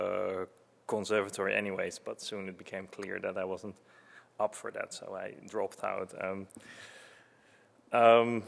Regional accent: Netherlands; I was born in Holland, and I played piano from a very young age

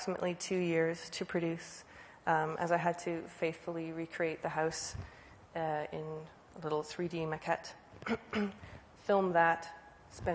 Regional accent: Guelph, Ontario, Canada; the street that I grew up on in Guelph, Canada, Ontario, and that's my house

